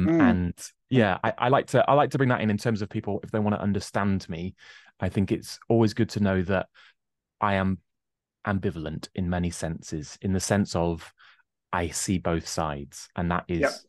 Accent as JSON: {"language": "English", "region": "England", "country": "United Kingdom", "tie": "born or raised there", "said": "I always like to point out that I grew up in a rather shady estate with a violent crime rate four times the national average"}